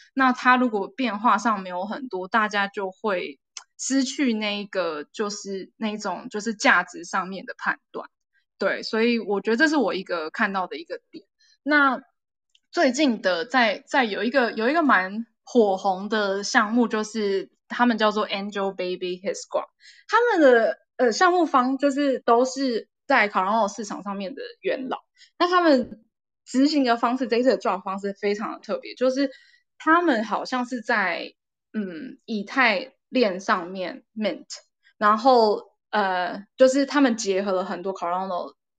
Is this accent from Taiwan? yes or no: yes; Taiwan; 身为台湾人都有一个责任